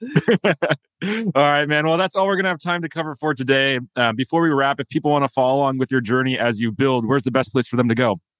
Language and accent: English; United States; as an American